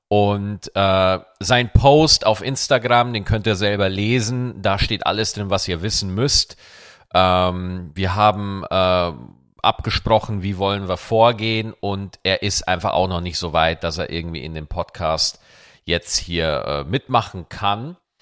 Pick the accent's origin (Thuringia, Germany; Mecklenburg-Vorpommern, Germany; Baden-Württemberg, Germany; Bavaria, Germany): Bavaria, Germany; wo ich ja aufgewachsen bin in Bayern